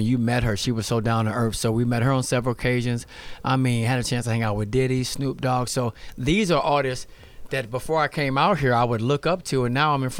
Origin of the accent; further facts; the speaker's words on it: St. Louis, Missouri, United States; moved away as an adult; also born or lived in Houston; now in Los Angeles, United States; I grew up in St. Louis, Missouri.